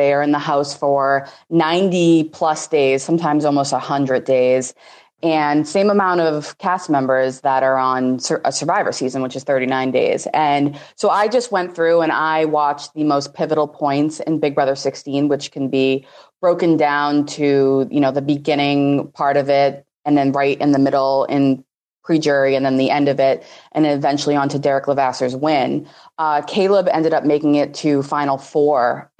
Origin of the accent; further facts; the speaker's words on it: Boston, Massachusetts, United States; I will be 26 in a couple weeks. I am from Boston, Massachusetts.